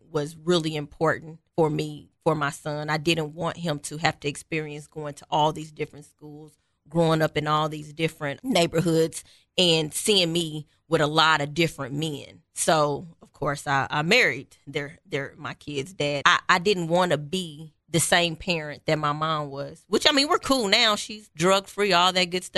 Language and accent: English; Kansas City, Missouri, United States; I am from nowhere in Kansas City. Quite honestly, I moved as a child probably every 3 to 6 months. So I've almost lived in every neighborhood in Kansas City.